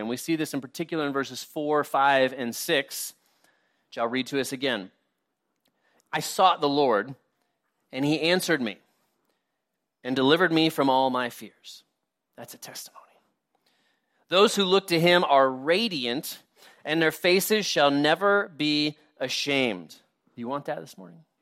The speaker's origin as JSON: {"language": "English", "country": "United States", "said": "us as American Christians"}